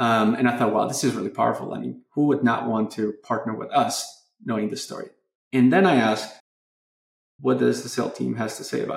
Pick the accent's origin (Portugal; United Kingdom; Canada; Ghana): Portugal; moved away; my home country, Portugal